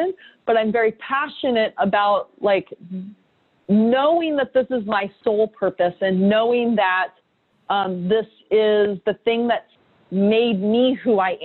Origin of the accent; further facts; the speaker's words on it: San Diego, California, United States; also born or lived in New York; now in San Diego, United States; I came back to San Diego, my hometown.